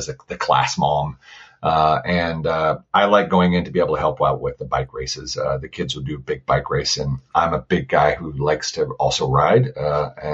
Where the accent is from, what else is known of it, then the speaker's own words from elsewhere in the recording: Florida, United States; also born or lived in Pensacola, Florida; I am from Florida